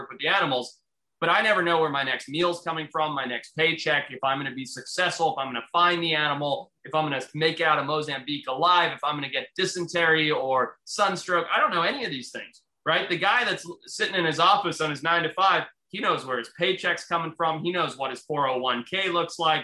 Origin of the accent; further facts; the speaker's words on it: Zimbabwe; moved away; where I grew up in Zimbabwe, how my family had to leave the country, how we came here